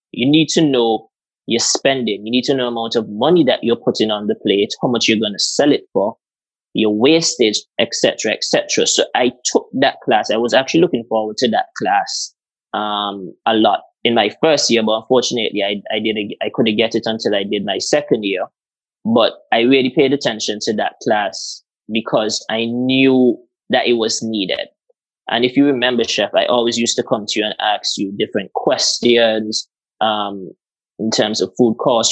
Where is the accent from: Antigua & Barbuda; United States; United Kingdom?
Antigua & Barbuda; moved away; I'm from Antigua